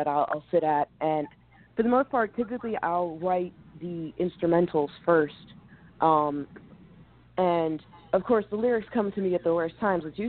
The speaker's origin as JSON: {"language": "English", "town": "Red Bank", "region": "New Jersey", "country": "United States", "tie": "born or raised there", "also_born_or_lived": "Philadelphia, Pennsylvania", "moved": "yes", "said": "I grew up in Jersey, and I would come down here to the city"}